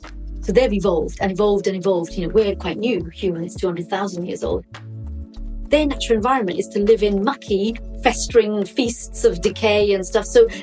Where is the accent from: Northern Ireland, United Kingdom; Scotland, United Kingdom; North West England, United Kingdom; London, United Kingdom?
London, United Kingdom; moved away as an adult; also born or lived in Liverpool; now in Wales, United Kingdom; I was born in London. I've been in England all my life, did my first degree at King's. Then I went to Liverpool.